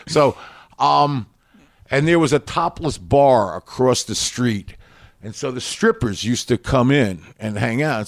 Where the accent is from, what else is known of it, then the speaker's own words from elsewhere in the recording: Long Island, New York, United States; also born or lived in Queens, New York; I mostly grew up in Long Island